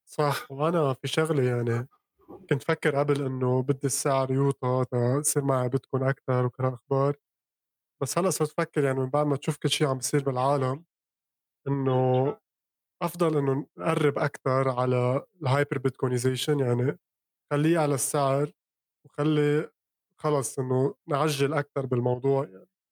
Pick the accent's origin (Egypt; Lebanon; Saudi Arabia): Lebanon; انا من لبنان